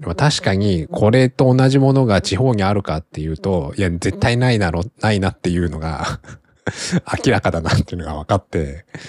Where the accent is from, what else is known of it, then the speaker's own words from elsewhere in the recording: Kanto, Japan; now in Tokyo, Japan; 自分の地元、実家も別に、まあ関東圏内でそこそこ、都会では、都会に近いものではある